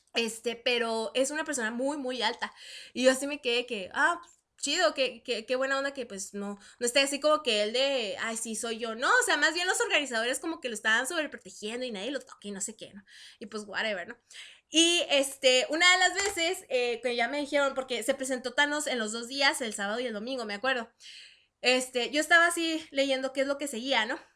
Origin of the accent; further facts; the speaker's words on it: Chihuahua, Mexico; moved away as an adult; yo soy de Chihuahua, este, ciudad, ciudad capital